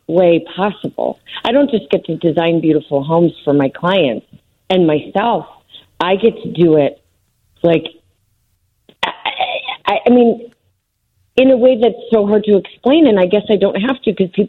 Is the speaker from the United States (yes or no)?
yes; Chicago, Illinois, United States; I was born and raised in the John Hancock. I lived on the 45th floor.